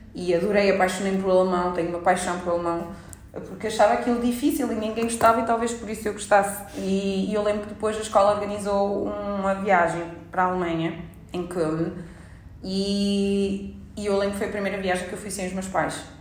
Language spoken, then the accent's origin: Portuguese; Portugal; moved away; enquanto português a residir em Portugal